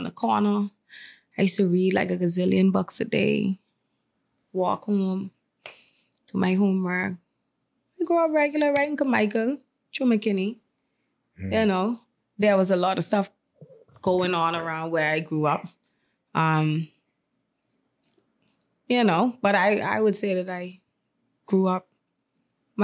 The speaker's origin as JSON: {"language": "English", "area": "Carmichael", "region": "New Providence", "country": "Bahamas", "tie": "born or raised there", "said": "I was born and raised in Kamaika"}